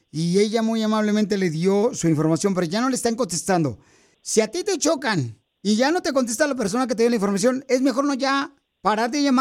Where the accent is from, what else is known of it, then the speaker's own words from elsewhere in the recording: Mexico City, Mexico; now in Modesto, United States; porque aquí venimos de la Ciudad de México a Modesto, Estados Unidos.